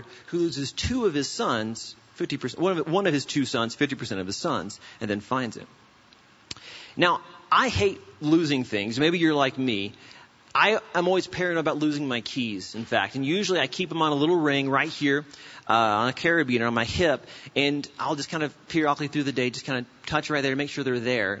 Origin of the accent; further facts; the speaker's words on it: South Carolina, United States; now in Albuquerque, United States; I'm actually originally from South Carolina